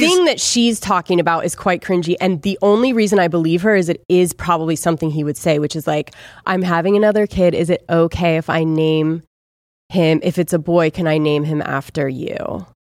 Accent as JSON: {"language": "English", "town": "Ojai", "region": "California", "country": "United States", "said": "I'm from Ojai"}